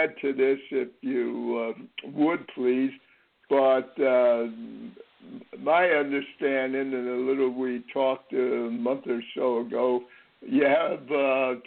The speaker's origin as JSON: {"language": "English", "region": "Connecticut", "country": "United States", "tie": "born or raised there", "said": "when I was brought up in Connecticut"}